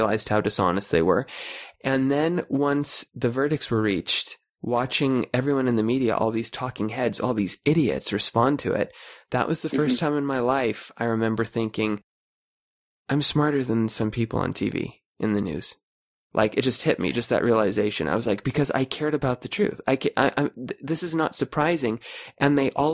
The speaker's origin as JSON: {"language": "English", "region": "California", "country": "United States", "said": "This is a conservative part of California. I'm from California."}